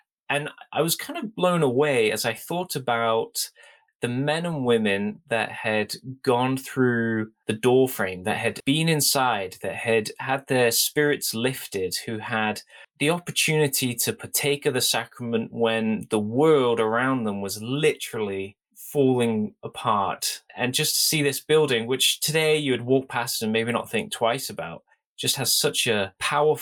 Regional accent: United Kingdom; as a British member of the church

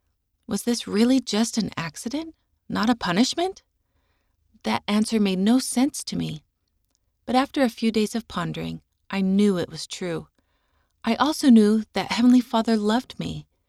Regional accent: Colombia; first language Spanish; English is a second language; I was also terrified because I'm from Colombia and speak Spanish, and the nurses in the Utah hospital were speaking very quickly in English.

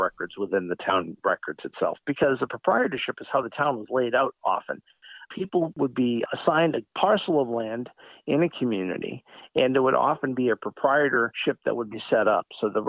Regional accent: Stoughton, Massachusetts, United States; In my hometown of Stoughton, we were incorporated in 1726

